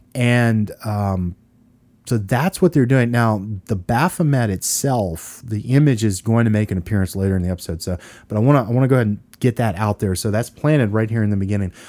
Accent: Louisiana, United States; we're from Louisiana

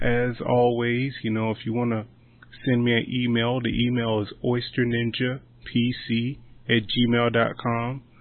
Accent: Eastern Shore, United States; I'm from the Eastern Shore.

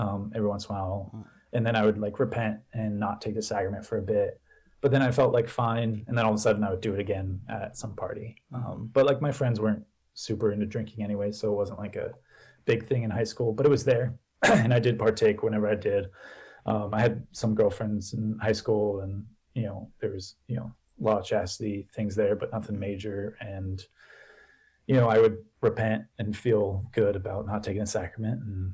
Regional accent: Pittsburgh, Pennsylvania, United States; I grew up in Pittsburgh, Pennsylvania

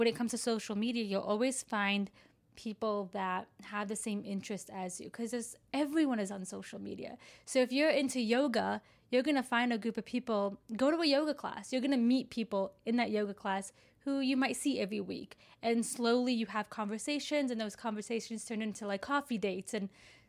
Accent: Florida, United States; now in Chicago, United States; So I moved to Chicago from Florida.

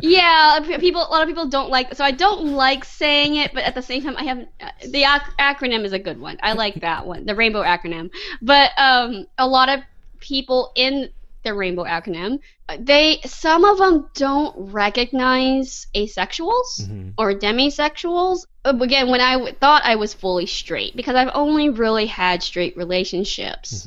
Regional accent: Texas, United States; I'm Texan. I grew up here in Texas. I grew up in the South.

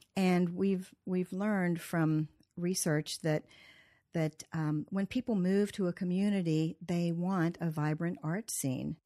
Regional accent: Cumberland, Maryland, United States; also born or lived in Columbia, Maryland; I was born in Cumberland, Maryland. I went to Lavelle School, which is long gone, and, uh, grew up here

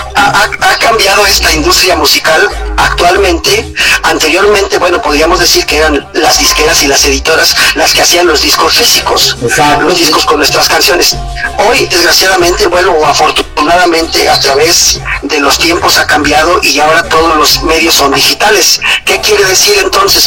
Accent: Veracruz, Mexico; moved away; soy de Veracruz

